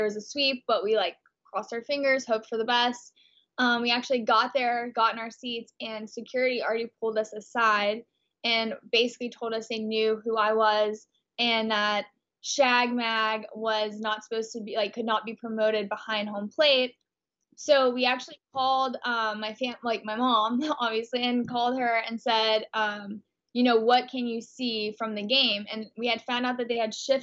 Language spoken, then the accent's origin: English; Texas, United States; moved away as an adult; now in Los Angeles, United States; I'm from a really, really conservative small town in Texas